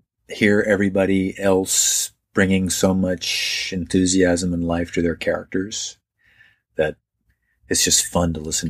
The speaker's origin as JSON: {"language": "English", "country": "Ireland", "tie": "born or raised there", "moved": "yes", "said": "I grew up in Ireland"}